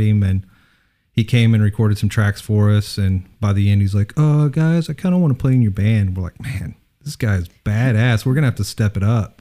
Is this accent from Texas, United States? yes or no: yes; Odessa, Texas, United States; moved away; Originally Odessa